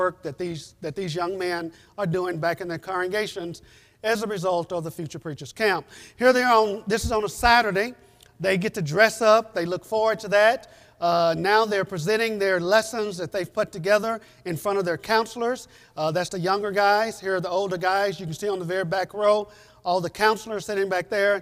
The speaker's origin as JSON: {"language": "English", "country": "United States", "moved": "as an adult", "lives_now": "Guatemala", "said": "we're from the States"}